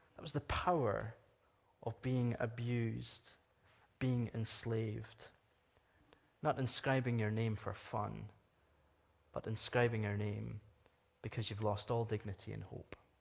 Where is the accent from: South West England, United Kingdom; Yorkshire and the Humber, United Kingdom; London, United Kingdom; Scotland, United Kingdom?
Scotland, United Kingdom; now in Canada; I'm from Scotland. I'm from the United Kingdom.